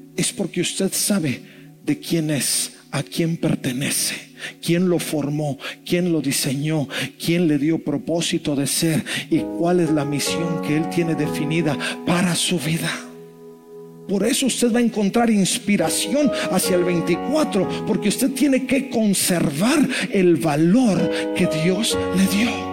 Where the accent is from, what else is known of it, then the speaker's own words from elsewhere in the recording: Monterrey, Nuevo León, Mexico; como buen regio